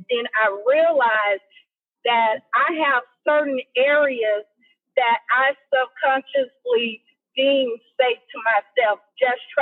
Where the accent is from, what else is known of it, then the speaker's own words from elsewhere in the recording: United States; you got treated like, you know, high class no matter how fat your pocket is because you were American.